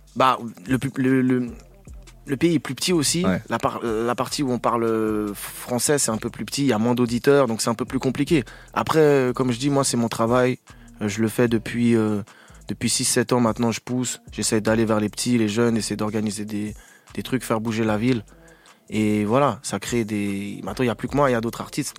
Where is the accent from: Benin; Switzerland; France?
Switzerland; je suis suisse